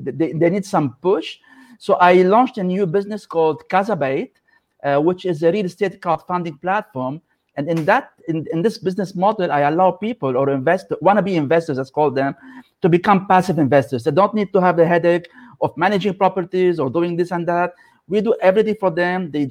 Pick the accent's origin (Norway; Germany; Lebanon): Lebanon; moved away as an adult; I come from Lebanon, so I was raised in a country that was affected by civil war